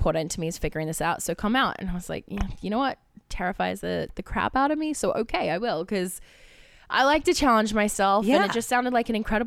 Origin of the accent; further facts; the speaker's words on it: Australia; I'm Australian, which means I can do an American accent, but I can't do Jersey